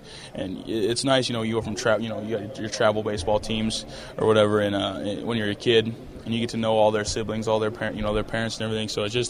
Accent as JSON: {"language": "English", "town": "Mount Vernon", "region": "Iowa", "country": "United States", "tie": "born or raised there", "said": "growing up in Mount Vernon was really nice. You know, we lived in the trailer park with my grandma up until kindergarten. You know, then we moved into, you know, the house that my mom still lives in, and my grandma moved in with us."}